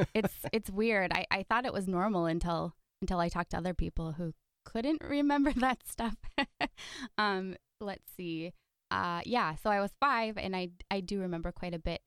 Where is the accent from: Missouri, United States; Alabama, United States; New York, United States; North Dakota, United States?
North Dakota, United States; Fargo; also born or lived in Valley City, North Dakota; now in Milbank, United States; mostly Fargo is where I'm from.